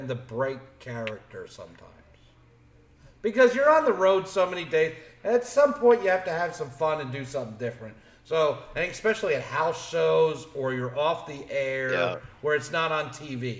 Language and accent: English; Philadelphia, Pennsylvania, United States; moved away; we're from Philly area